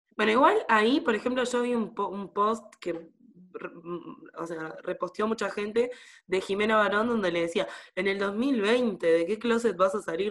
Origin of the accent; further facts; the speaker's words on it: Sauce, Canelones, Uruguay; en mi pueblo, en Sauce